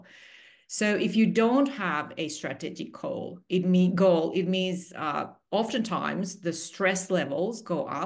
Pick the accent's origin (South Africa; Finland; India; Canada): Finland; moved away as an adult; also born or lived in Singapore; I'm originally from Finland. I'm a 100% Finnish person.